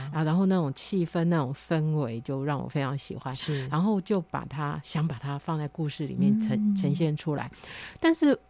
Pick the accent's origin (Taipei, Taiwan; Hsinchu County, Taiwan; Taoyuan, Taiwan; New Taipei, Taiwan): Hsinchu County, Taiwan; Beipu; accent: Hailu Hakka; 我我在新竹县北埔乡长大